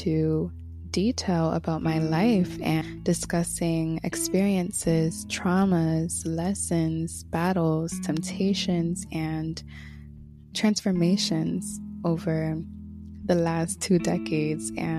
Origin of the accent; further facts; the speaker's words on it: Connecticut, United States; moved away as an adult; now in Florida, United States; This month makes 1 year since I moved down to Florida from Connecticut, where I was born and raised.